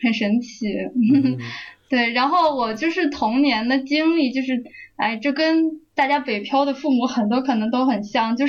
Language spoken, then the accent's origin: Chinese; Beijing, China; moved away as an adult; also born or lived in Shaanxi / Sichuan; 上学平时的时候是在北京嘛，家在北京，然后出生户口啊都在北京，但是假期的时候会回老家嘛，